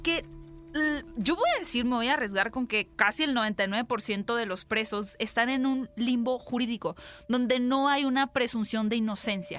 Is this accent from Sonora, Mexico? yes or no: yes; Hermosillo, Sonora, Mexico; yo soy de Hermosillo